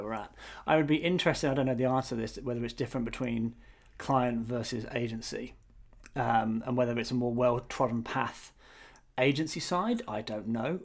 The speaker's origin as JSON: {"language": "English", "country": "United Kingdom", "also_born_or_lived": "Australia", "said": "I, as a Brit, uh, worked in Australia"}